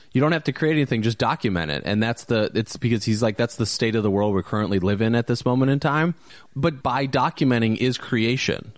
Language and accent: English; Valparaiso, Indiana, United States; moved away; a friend of mine that I went to high school with, actually, that I grew up with in Valpo